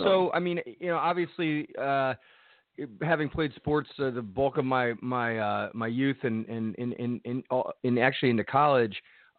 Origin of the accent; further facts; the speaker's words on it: Midwest, United States; I'm originally from the Midwest.